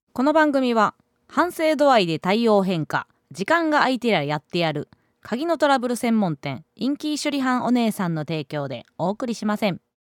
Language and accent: Japanese; Osaka, Japan; moved away; 地元大阪で学生時代